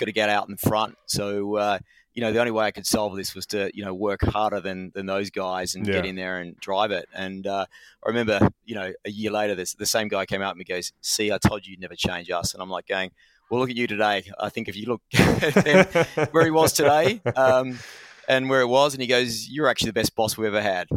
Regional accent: Australia; moved away as an adult; now in United Kingdom; being an Australian coming to the UK

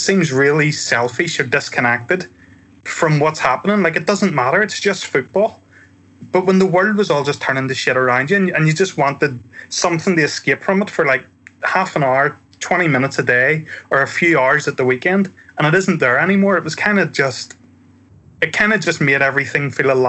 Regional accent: Ireland; I'm Irish and we use the word crack, again, spelled differently, to mean like banter.

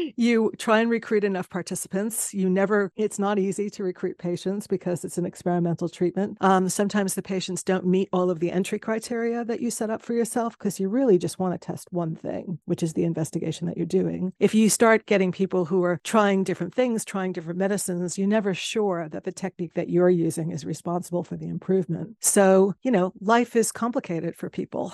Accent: United States; moved away as an adult; now in London, United Kingdom; being a American immigrant

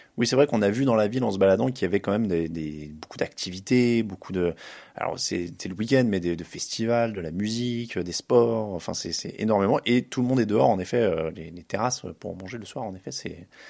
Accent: France; je suis français.

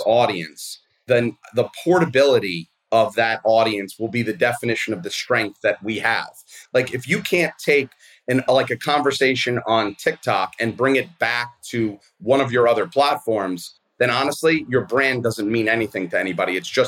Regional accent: New York City, New York, United States; I grew up in Brooklyn. I'm a public school kid

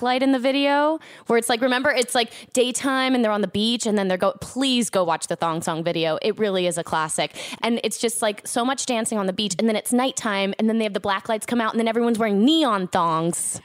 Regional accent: Orlando, Florida, United States; I grew up in Orlando

